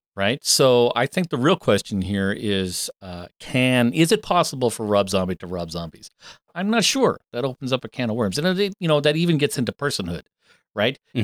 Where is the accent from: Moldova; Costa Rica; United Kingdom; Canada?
Canada; I'm a fucked up Canadian who doesn't watch hockey